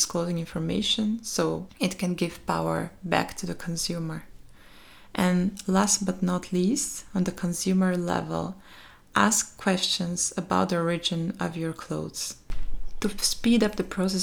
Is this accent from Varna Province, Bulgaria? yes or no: no; Shumen, Shumen Province, Bulgaria; moved away; there are garment factories in my hometown Schumann in Bulgaria